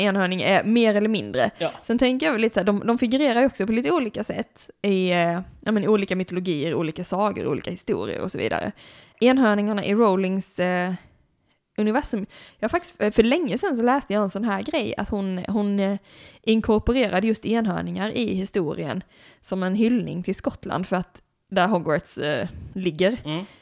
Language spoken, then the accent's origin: Swedish; Blekinge, Sweden; moved away; Blekinge där jag kommer ifrån, där, är liksom, där har vi ekoxe till exempel i vårt landskapsdjur